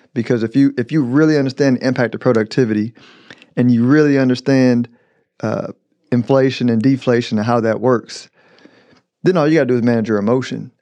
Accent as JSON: {"language": "English", "country": "United States", "said": "I'm an American"}